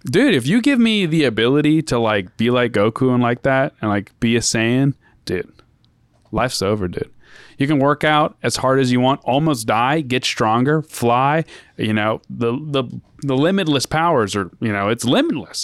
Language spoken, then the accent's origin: English; United States